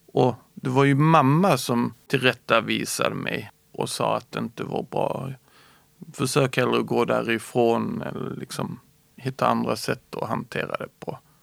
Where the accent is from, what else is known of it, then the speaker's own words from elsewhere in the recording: Skåne, Sweden; also born or lived in Småland; Jag är född smålänning och flyttade till Skåne när jag började i tvåan.